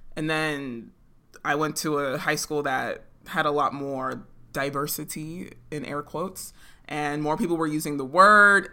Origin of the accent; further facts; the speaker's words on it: San Jose, California, United States; we grew up in San Jose